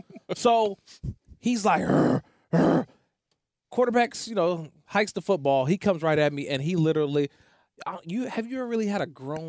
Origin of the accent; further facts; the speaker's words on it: Oakland, California, United States; Growing up in Oakland, California, a lot of good baseball players.